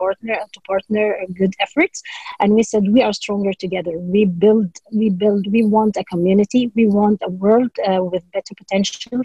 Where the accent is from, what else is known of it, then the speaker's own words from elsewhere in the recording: Dubai, United Arab Emirates; moved away as an adult; now in Norway; I was born in Dubai, in the United Arab Emirates, and I have Egyptian roots.